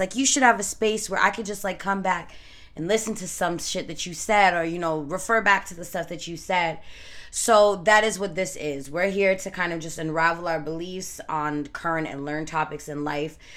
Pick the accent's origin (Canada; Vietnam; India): Canada; I was born and raised in Canada by Jamaican parents.